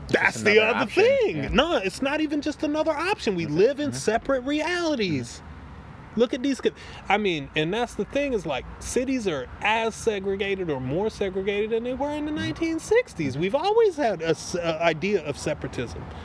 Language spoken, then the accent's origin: English; the South, United States; I am from the uh, like I grew up in the South.